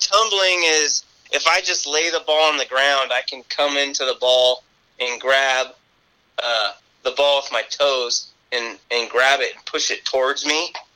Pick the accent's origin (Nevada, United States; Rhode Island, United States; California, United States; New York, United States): Nevada, United States; Reno; I'm a local boy and I, I, really wanted to kick for UNR because, you know, growing up in Reno